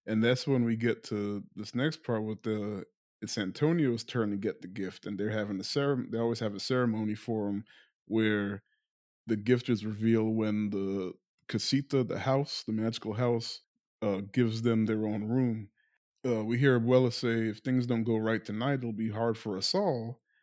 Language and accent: English; Guyana; I'm not Latino or Hispanic, but, like, I'm from South America, which isn't saying much because Guyana gets lumped in with the Caribbean